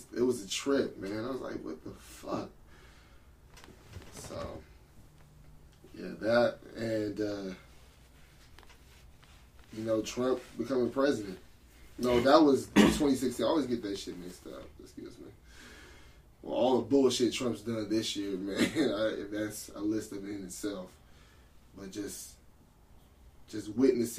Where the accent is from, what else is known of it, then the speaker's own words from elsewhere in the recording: San Diego, California, United States; we're from San Diego